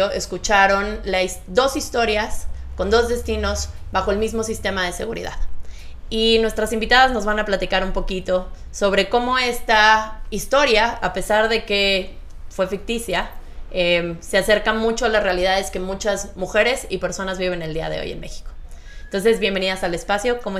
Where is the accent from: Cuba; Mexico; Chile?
Chile; Castro, Los Lagos; Yo soy de Castro.